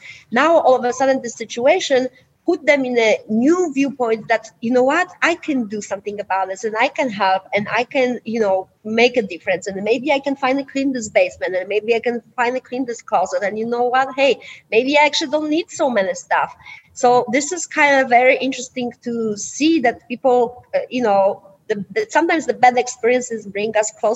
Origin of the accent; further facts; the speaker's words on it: Poland; English is a second language; now in United States; I'm originally from Poland.